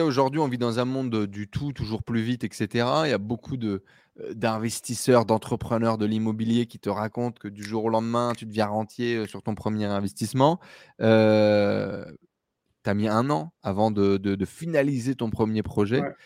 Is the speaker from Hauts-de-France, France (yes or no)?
yes; Douchy-les-Mines, Hauts-de-France, France; moi, je viens de Douchy-les-Mines, dans le nord euh, de la France